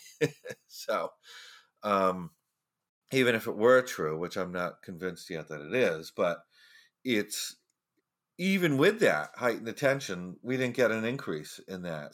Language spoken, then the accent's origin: English; Florida, United States; in Florida, my home state